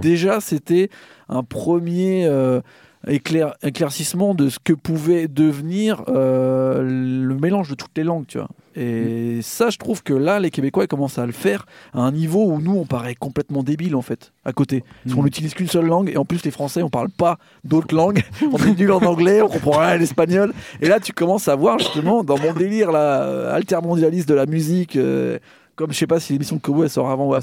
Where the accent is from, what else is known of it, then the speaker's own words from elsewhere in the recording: France; nous, en tant que Français